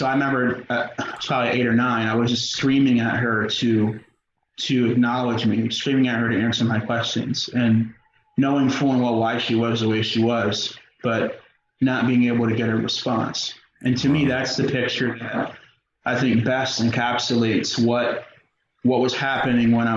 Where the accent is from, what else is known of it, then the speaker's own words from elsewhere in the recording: York, Pennsylvania, United States; I grew up in York. I spent the first 8 years of my life on the East End